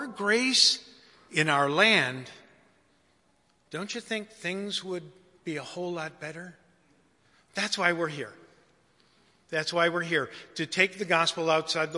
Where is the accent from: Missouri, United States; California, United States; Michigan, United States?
Michigan, United States; Detroit; I was raised in Detroit